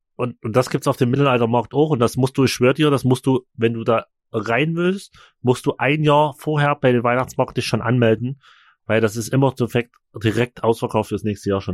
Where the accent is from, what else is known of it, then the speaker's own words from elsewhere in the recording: Chemnitz, Saxony, Germany; bei uns in Chemnitz